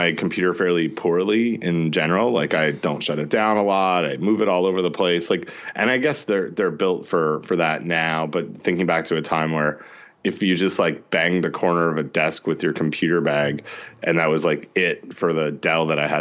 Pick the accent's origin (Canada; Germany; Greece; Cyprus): Canada; I'm from Canada